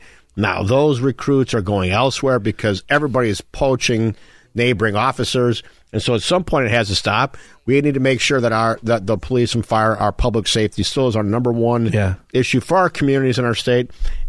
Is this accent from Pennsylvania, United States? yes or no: no; DuPage County, Illinois, United States; I'm from DuPage